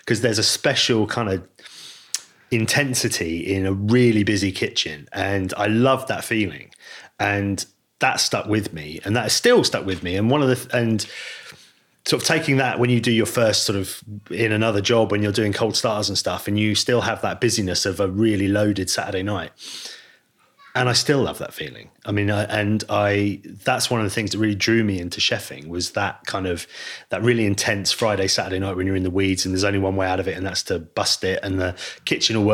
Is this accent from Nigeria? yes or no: no; Lyme Regis, South West England, United Kingdom; I grew up in Lyme Regis.